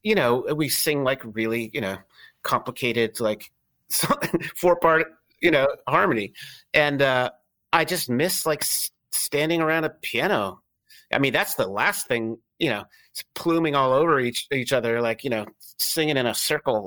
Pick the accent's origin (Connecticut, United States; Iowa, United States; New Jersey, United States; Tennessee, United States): Connecticut, United States; also born or lived in San Francisco; now in Philadelphia, United States; where I grew up in Connecticut